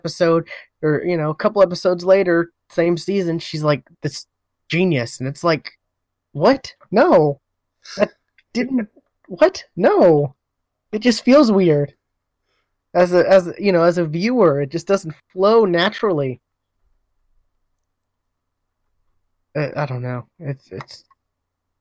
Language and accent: English; United States; us Americans